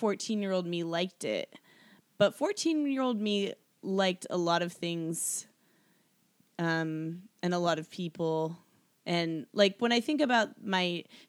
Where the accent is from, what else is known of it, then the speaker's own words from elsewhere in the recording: Seattle, Washington, United States; I was 14. I'm from Seattle.